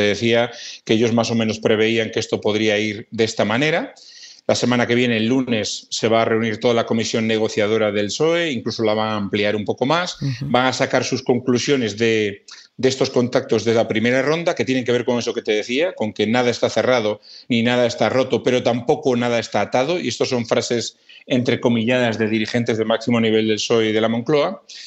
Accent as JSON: {"language": "Spanish", "region": "Galicia", "country": "Spain", "moved": "yes", "lives_now": "Madrid, Spain", "said": "yo soy gallego"}